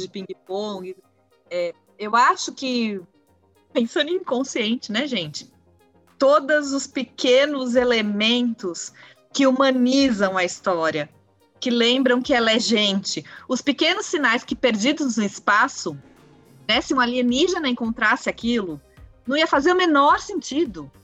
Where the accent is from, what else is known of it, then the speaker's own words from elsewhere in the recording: Brazil; a gente, como brasileiro